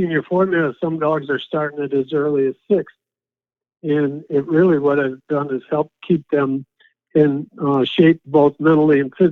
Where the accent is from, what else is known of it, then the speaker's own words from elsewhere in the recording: Ohio, United States; now in Pennsylvania, United States; I was actually born and raised in Ohio